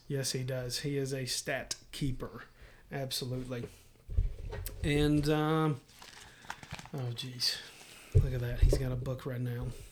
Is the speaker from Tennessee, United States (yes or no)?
yes; Middle Tennessee, United States; I took a sales job back here in Middle Tennessee, and so we moved from West Tennessee, where we went to college, back to Middle Tennessee.